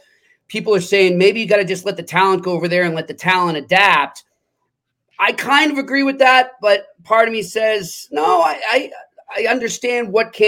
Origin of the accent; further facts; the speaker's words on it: United States; even though I'm American